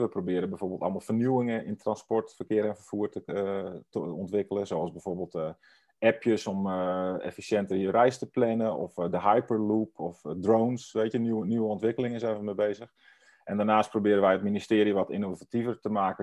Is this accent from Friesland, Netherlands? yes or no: yes; Friesland, Netherlands; moved away; ik kom uit Friesland oorspronkelijk en ik spreek ook Fries